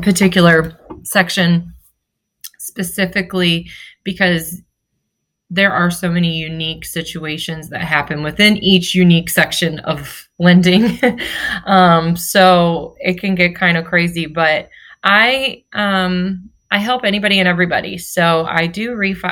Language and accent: English; St. Louis, Missouri, United States; moved away as an adult; now in Florida, United States; I'm from St. Louis. My husband's from Kansas City. And we moved down here a couple years ago.